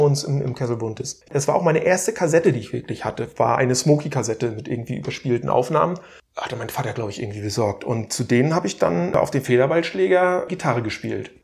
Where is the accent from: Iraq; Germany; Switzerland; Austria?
Germany; Stralsund, Mecklenburg-Vorpommern; moved away; ich bin ja wie gesagt in Stralsund an der Ostsee groß geworden